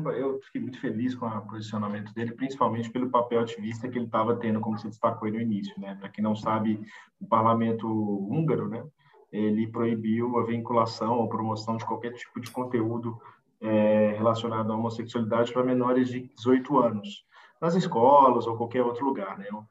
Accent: Brazil; A gente é brasileiro

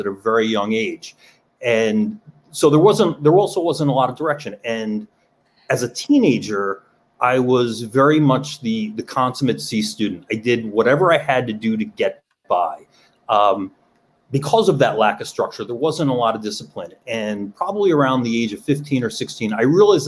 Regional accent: New York, United States; I grew up in New York.

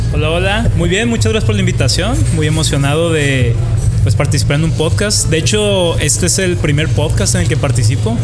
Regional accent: Tijuana, Baja California, Mexico; Yo soy de Tijuana, tengo 28

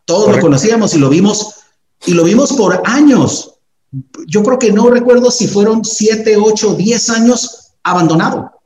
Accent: Tijuana, Baja California, Mexico; los que somos de Tijuana

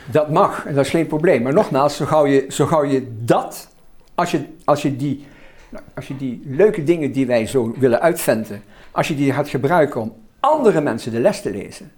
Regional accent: Roermond, Limburg, Netherlands; mijn wijk in Roermond. Het Roermondse veld, waar ik vandaan kom

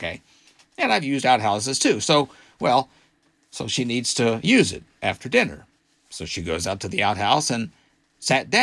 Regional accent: Arkansas, United States; my home state of Arkansas

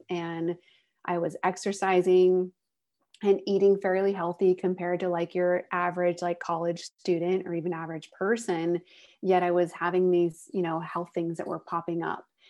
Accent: Northern California, United States; also born or lived in San Diego; I grew up in Northern California, but moved to San Diego when I went to college

